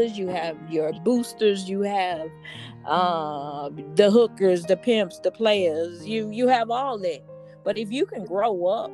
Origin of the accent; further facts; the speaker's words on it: Houston, Texas, United States; growing up in the ghetto with hard times, I'm from Fifth Ward, Texas